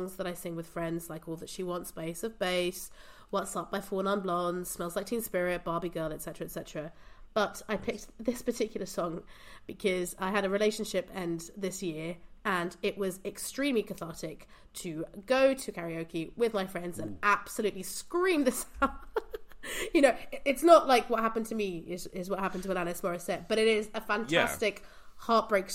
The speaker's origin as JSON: {"language": "English", "region": "England", "country": "United Kingdom", "tie": "born or raised there", "also_born_or_lived": "Portugal", "moved": "as an adult", "lives_now": "Brussels, Belgium", "said": "I'm originally from Portugal. But I grew up in England and I culturally feel more British than anything, you know, even now that I've lived in Brussels for 9 years."}